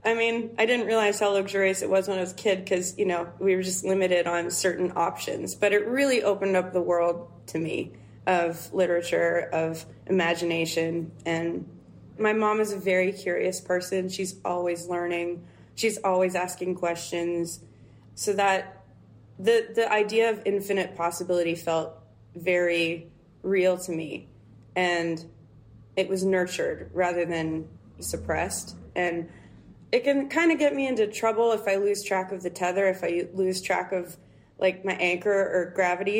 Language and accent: English; Canada; I grew up in Canada, which has, you know, a 6 month winter, give or take.